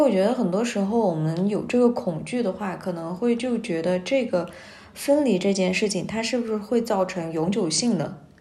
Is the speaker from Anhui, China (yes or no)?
no; Xinjiang, China; now in Beijing, China; 从我们新疆那边儿到了北京